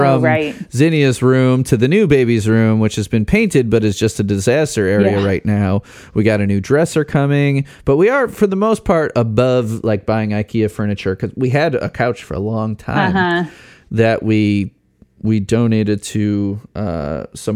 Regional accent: Schaumburg, Illinois, United States; moved away; I grew up near Schaumburg, Woodfield Mall.

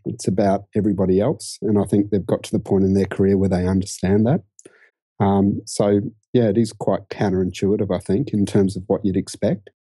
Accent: Brisbane, Queensland, Australia; moved away as an adult; also born or lived in London / Sydney; I grew up in Brisbane and, um, actually first, you know, had my whole childhood there, university there.

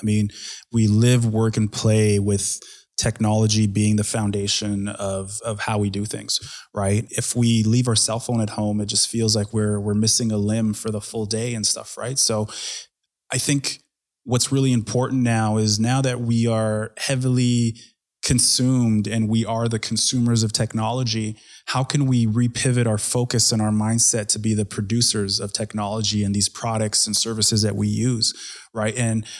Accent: Edmonton, Alberta, Canada; So I was pretty much born and raised in Edmonton. And when I say that, I wasn't technically born here, but my family immigrated here when I was 3 years old.

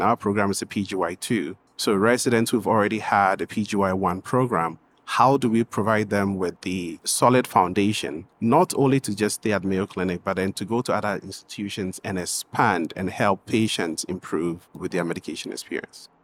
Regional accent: Ghana; moved away as an adult; also born or lived in Washington, D.C., United States; now in United States; I'm originally from Ghana, West Africa

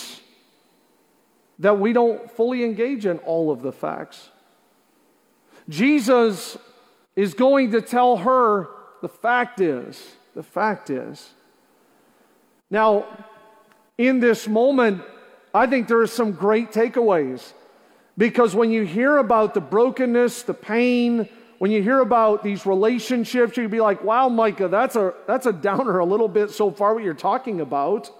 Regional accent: Canada; also born or lived in Juniper, New Brunswick / Zealand, New Brunswick / Montreal; not only am I born and raised in Canada, but a lot of my early years, my dad lived in small areas, places like Zeeland and Juniper, 500 people, 700 people. As I got older, we took a church in Montreal

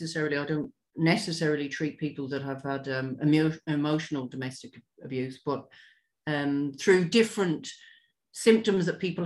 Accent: Ireland; also born or lived in London; I was born originally in London. Both my parents are from the west of Ireland. And I moved back to Ireland, or moved to Ireland, when I was almost 7.

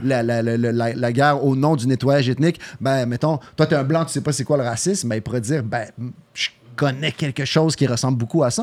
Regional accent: Quebec, Canada; accent: Québécois; je suis né au Québec

